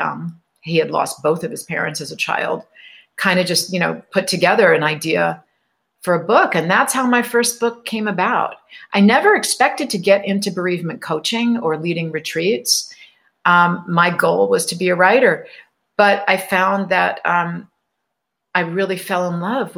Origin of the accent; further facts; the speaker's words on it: New York, United States; I grew up in New York, right over the New Jersey border